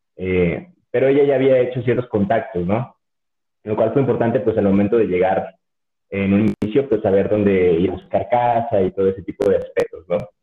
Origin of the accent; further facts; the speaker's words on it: Chiapas, Mexico; moved away as an adult; now in Guadalajara, Mexico; siendo del sur, como tú bien comentas, que soy de Chiapas